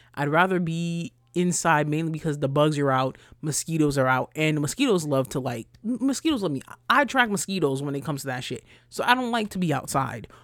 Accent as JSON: {"language": "English", "area": "Rockland County", "region": "New York", "country": "United States", "said": "I'm from Rockland County"}